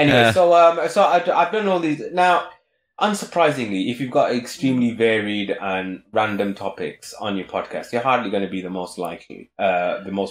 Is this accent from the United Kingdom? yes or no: yes; United Kingdom; being a Brit and being a bit acerbic and sarcastic and grumpy